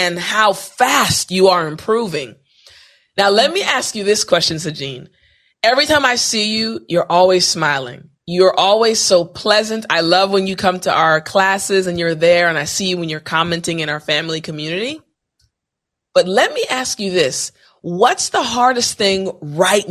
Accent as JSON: {"language": "English", "country": "United States", "said": "I'm saying this as an American"}